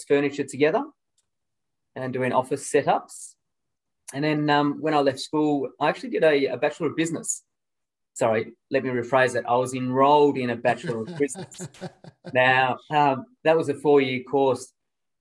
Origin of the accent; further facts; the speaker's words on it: Melbourne, Victoria, Australia; I was born and bred in Camberwell